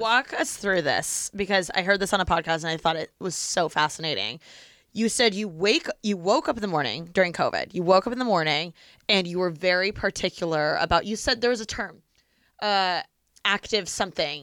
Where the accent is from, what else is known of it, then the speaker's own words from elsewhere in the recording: Bloomington, Indiana, United States; moved away as an adult; my hometown is Bloomington